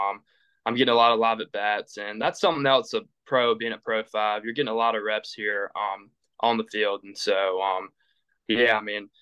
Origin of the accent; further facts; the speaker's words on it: Perquimans County, North Carolina, United States; I played 3 years of public school for Perquimans County, my hometown